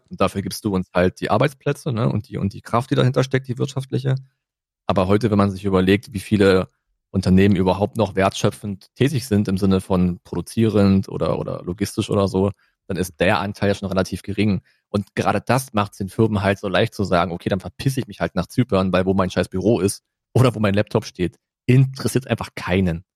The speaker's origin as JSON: {"language": "German", "country": "Germany", "said": "wir sind halt Deutsche"}